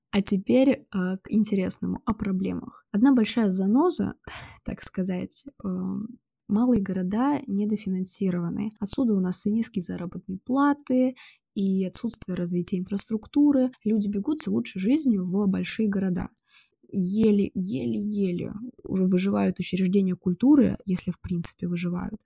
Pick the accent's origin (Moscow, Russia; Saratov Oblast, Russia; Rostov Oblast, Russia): Rostov Oblast, Russia; Rostov-on-Don; also born or lived in Saint Petersburg; Я из Ростова-на-Дону